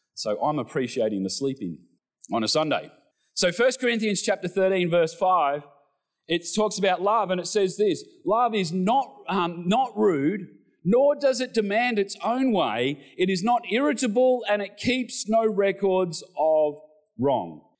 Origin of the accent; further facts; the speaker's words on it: Australia; we're Australian males